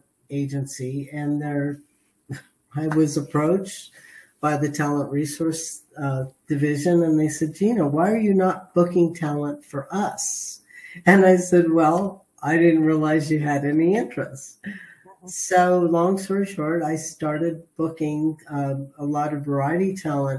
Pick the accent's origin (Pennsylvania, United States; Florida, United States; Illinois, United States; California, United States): California, United States; Los Angeles; I was raised in the San Fernando Valley.